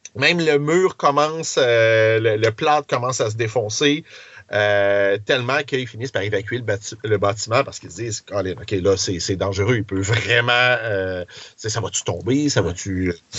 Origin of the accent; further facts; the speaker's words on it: Quebec City, Quebec, Canada; j'ai grandi à Beauport, je reste maintenant à sainte